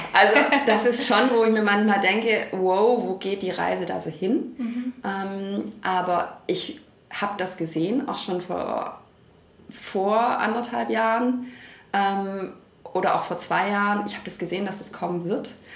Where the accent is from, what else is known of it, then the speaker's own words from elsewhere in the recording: Stuttgart, Baden-Württemberg, Germany; Ich bin hier geboren, ich bin hier immer geblieben